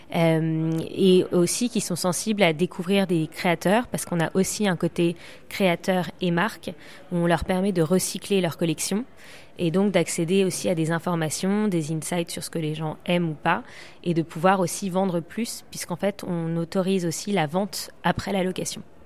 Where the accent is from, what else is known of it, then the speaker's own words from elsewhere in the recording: Paris, Île-de-France, France; now in London, United Kingdom; je suis plus à Londres qu'à Paris, mais je suis parisienne